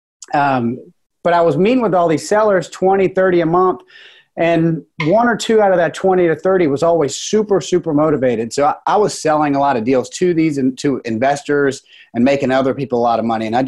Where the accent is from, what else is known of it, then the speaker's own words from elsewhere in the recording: about an hour outside of Virginia Beach, United States; moved away as an adult; now in Charleston, United States; I'm from about 45 minutes, an hour outside of Virginia Beach